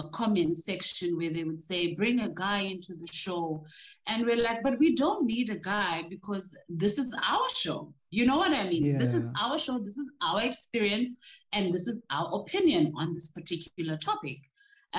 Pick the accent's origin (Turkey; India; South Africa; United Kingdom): South Africa; also born or lived in Ekurhuleni; I grew up in Gugulethu, And later on, we moved to the suburbs